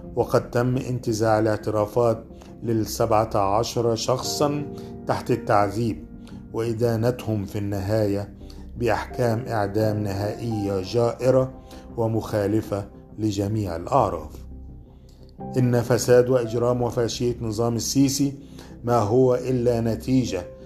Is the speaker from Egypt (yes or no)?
yes; Egypt; انا كمواطن مصري